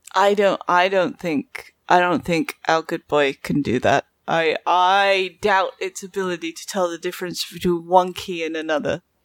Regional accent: United Kingdom; accent: British; I've got a British accent

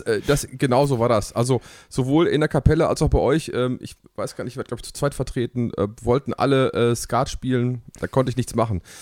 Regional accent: Hamm, North Rhine-Westphalia, Germany; Ich bin tatsächlich äh, in Hamm geboren, äh, im Marienhospital

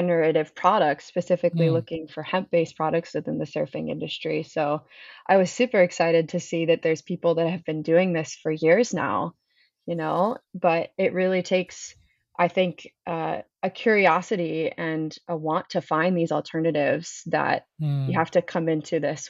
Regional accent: Maryland, United States; now in California, United States; So I come from the East Coast. I'm from Maryland originally, and I did not grow up surfing. However, I moved to California

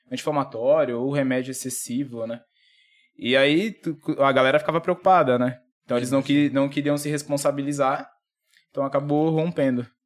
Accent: Dracena, São Paulo, Brazil; eu nasci, eu nasci em São Paulo, com três anos a gente veio embora pra cá.

